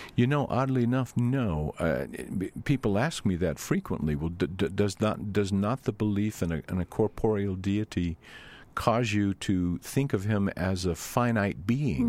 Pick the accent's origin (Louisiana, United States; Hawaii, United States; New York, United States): Louisiana, United States; moved away; I grew up in Louisiana.